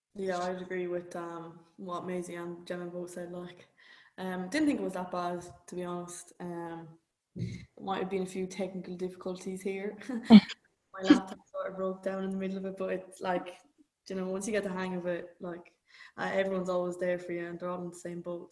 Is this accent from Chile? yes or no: no; Galway, Connacht, Ireland; moved away as an adult; now in London, United Kingdom; I'm an Irish student, so I'm from Galway.